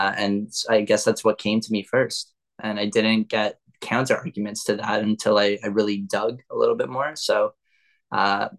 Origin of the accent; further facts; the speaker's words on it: Toronto, Ontario, Canada; I am born and raised in Toronto, Canada